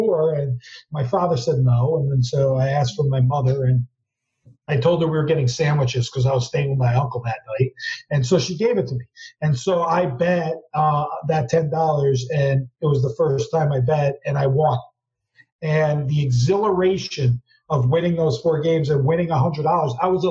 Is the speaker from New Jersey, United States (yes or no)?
yes; New Jersey, United States; growing up in Jersey